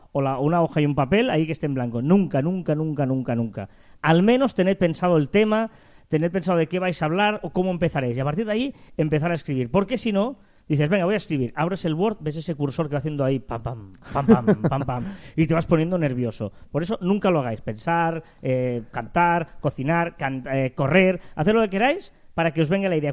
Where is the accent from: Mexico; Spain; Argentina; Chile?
Spain; Catalonia; nosotros que somos catalanes tenemos la Día de San Jordi